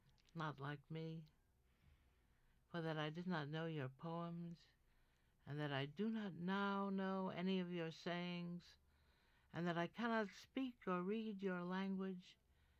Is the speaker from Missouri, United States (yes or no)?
no; New York, United States; I grew up on Riverside Drive and West End Avenue, and the river was on one side and Amsterdam and Columbus on the other